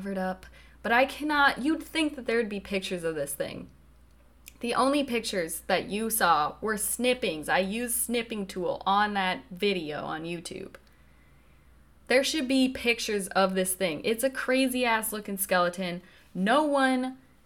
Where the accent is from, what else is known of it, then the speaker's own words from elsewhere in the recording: Nederland, Colorado, United States; my hometown of Netherlands